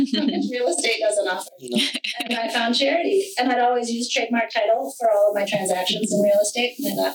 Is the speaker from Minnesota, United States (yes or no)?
yes; Minnesota, United States; also born or lived in Illinois / Indiana / Ohio; I moved from Illinois to Indiana to Ohio to Minnesota. And I got here in high school and grew up around Lake Minnetonka.